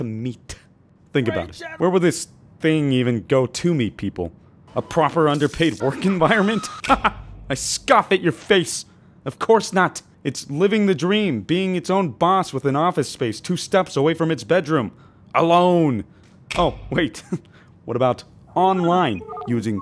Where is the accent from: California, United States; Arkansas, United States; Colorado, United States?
California, United States; moved away as an adult; being born and raised in California